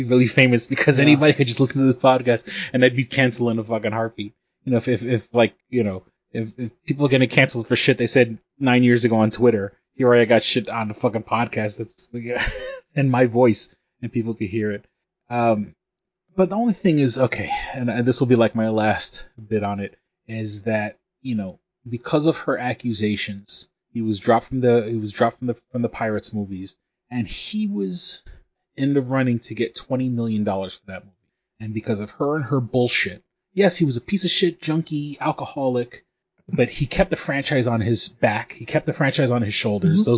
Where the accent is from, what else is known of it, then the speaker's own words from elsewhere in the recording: New York City, New York, United States; I'm from New York City